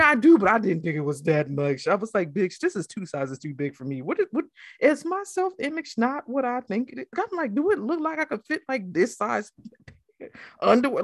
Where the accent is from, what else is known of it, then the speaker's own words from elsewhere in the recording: New Jersey, United States; I'm from Jersey